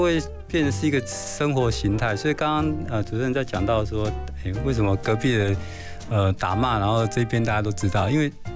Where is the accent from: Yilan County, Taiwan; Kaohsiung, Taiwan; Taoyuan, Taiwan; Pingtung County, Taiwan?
Taoyuan, Taiwan; rural; now in Taipei, Taiwan; 我过去是比较是，呃，桃园乡下那边长大